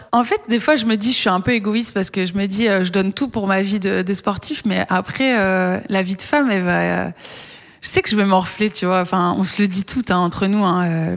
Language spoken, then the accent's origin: French; Brittany, France; moved away; quand je suis rentrée chez moi en Bretagne